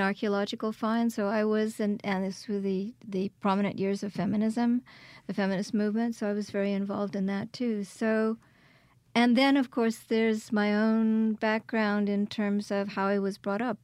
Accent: Quebec, Canada; also born or lived in Kingston, Ontario; now in Hattiesburg, United States; I was born in Kingston, Ontario, and raised in Quebec

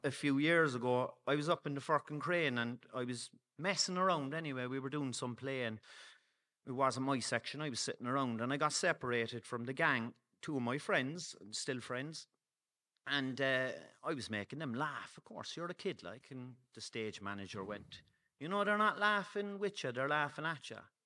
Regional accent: Cork, Munster, Ireland; I'm from, um, Friars Walk

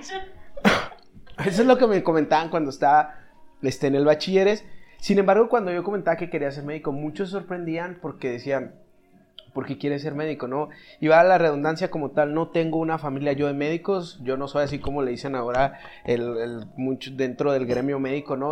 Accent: Chihuahua, Mexico; now in Mexico City, Mexico; soy chihuahuense de cuna

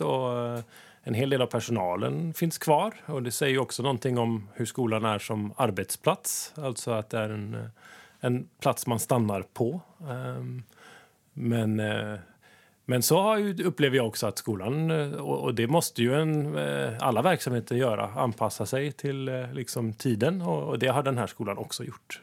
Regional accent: Sweden; moved away as an adult; now in Kabelvåg, Norway; som ni hör så kommer jag från Sverige.

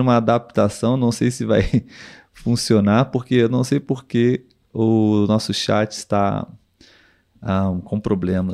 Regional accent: Brazil; Nós aqui somos brasileiros

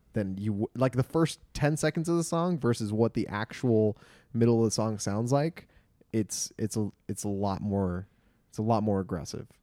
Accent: Glendale, California, United States; I was born and raised in the mean streets of Glendale

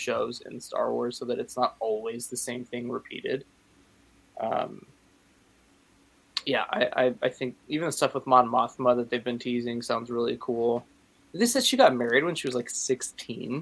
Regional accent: Chicago, Illinois, United States; I grew up in Chicago

